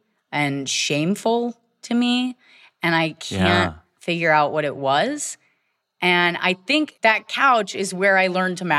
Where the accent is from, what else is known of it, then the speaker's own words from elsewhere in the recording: Virginia, United States; I grew up in Virginia.